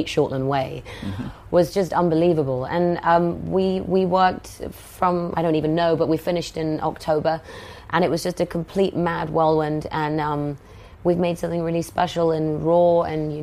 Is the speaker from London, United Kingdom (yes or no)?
no; Oxford, South East England, United Kingdom; I grew up in Oxford, and I'm one of four